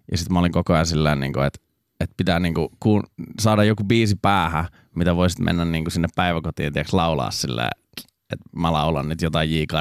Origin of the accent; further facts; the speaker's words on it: Raisio, Southwest Finland, Finland; also born or lived in Turku; Niin mähän oon siis Raisiosta alun perin.